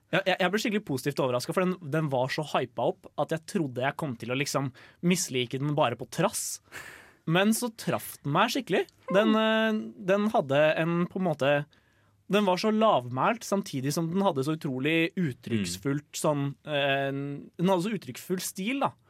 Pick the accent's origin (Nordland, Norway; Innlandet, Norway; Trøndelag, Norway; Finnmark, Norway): Innlandet, Norway; Lillehammer; now in Trondheim, Norway; jeg kommer jo fra Lillehammer